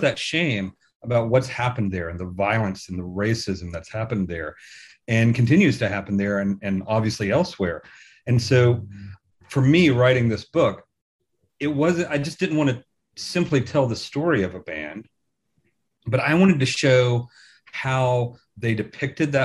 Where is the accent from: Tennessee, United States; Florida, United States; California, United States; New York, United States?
Tennessee, United States; now in Birmingham, United Kingdom; I was born and raised in Tennessee and have family in Alabama.